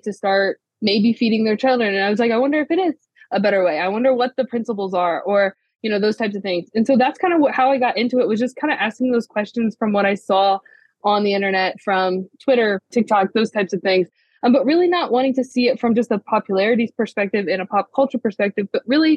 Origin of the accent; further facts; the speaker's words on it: Ohio, United States; I grew up in Ohio, born and raised